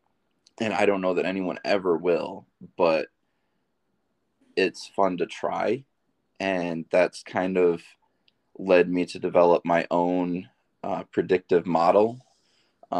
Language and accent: English; Grand Rapids, Michigan, United States; moved away as an adult; now in Portales, United States; I'm originally from Grand Rapids, Michigan.